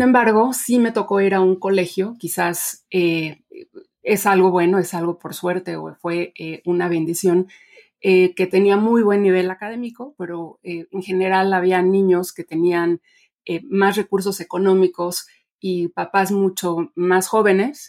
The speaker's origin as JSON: {"language": "Spanish", "country": "Mexico", "tie": "born or raised there", "also_born_or_lived": "Mexico City", "said": "yo nací y crecí en México"}